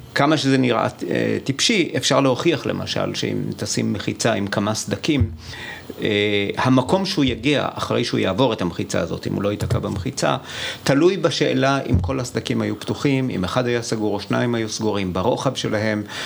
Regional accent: Iran; now in Israel; נולדתי באיראן

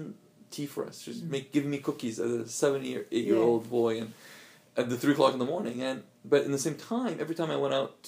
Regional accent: Alexandria, Alexandria Governorate, Egypt; moved away; So I lived in Alexandria, grew up in Alexandria.

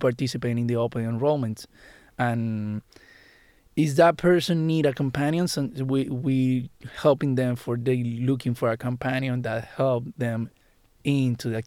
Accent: Puerto Rico; moved away as an adult; I grew up in Puerto Rico

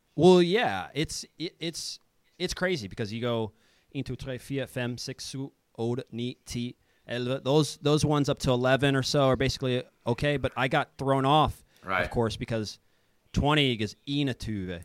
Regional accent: Kansas City, United States; moved away as an adult; also born or lived in Denmark / Finland / Croatia / Serbia; now in Sweden; I'm from Kansas City. I, I grew up uh, there

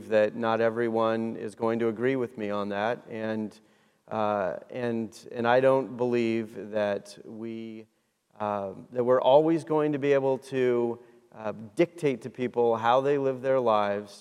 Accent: Washington, United States; moved away; I was raised in Washington State where we grow apples and berries

